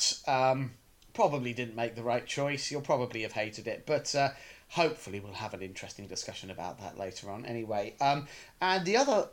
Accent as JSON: {"language": "English", "country": "United Kingdom", "said": "I'm in no way a stereotypically British man"}